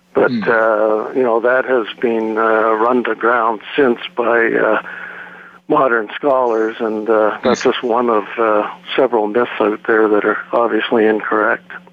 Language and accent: English; Toronto, Ontario, Canada; I was born and raised in Toronto and uh, currently reside in Ontario